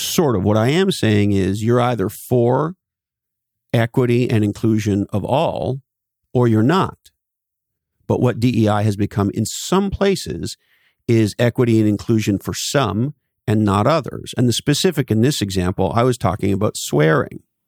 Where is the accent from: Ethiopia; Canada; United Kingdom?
Canada; now in California, United States; When I was a little boy, I grew up in Canada.